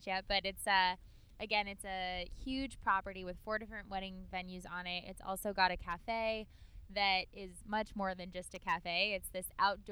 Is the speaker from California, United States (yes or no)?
yes; Santa Monica, California, United States; moved away; I'm from Santa Monica, so the Santa Monica Beach Club is just the area that I grew up going to.